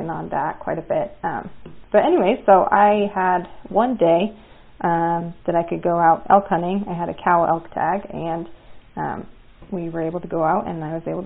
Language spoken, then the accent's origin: English; Cody, Wyoming, United States; I grew up in Cody, Wyoming